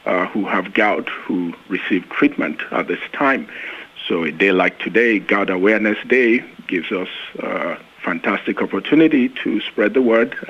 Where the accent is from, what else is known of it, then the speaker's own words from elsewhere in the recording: Nigeria; moved away as an adult; also born or lived in United Kingdom / Long Island, New York / Arizona / West Virginia; now in Nashville, United States; I am originally from Nigeria